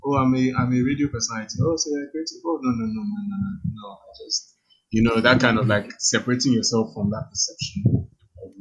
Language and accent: English; Nigeria